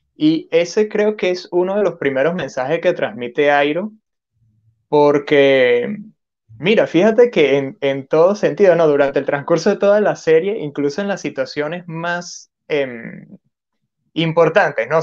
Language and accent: Spanish; Venezuela; now in Peru; yo soy de Venezuela y ahorita estoy viviendo en Perú.